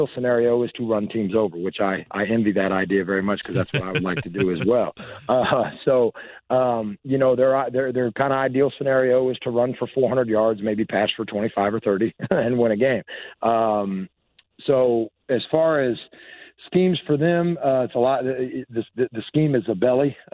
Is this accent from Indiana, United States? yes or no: yes; Washington and Warman, Indiana, United States; now in Clayton, Indiana, United States; I grew up in Washington and Warman, so, you know, we had Long's Bakery all the time